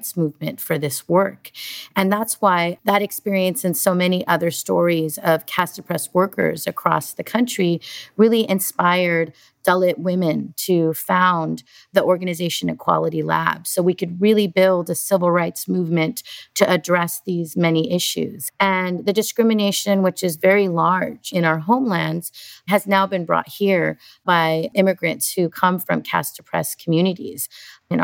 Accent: California, United States; I was born in California

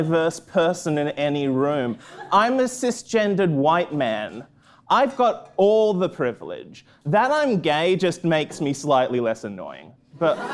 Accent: Australia; moved away; I'm from Australia. I'm from a small town in Australia

